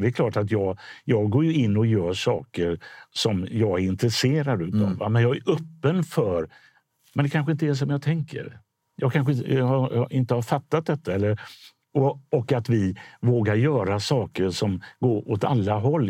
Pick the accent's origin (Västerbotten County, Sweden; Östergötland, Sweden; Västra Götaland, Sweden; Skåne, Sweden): Västra Götaland, Sweden; Gothenburg; i Biskopsgården där jag är uppvuxen